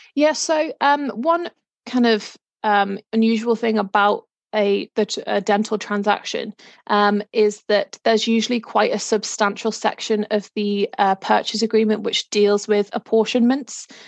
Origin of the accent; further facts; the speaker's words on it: Liverpool, North West England, United Kingdom; moved away as an adult; now in Norfolk, United Kingdom; I am originally from Liverpool, but moved down to Norfolk a few years ago.